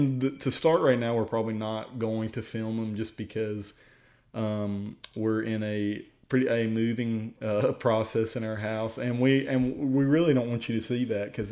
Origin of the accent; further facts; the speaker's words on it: Tazewell, Virginia, United States; So we're both from Virginia, mm-hmm. Tazewell, Virginia. We both are. We grew up there our whole lives.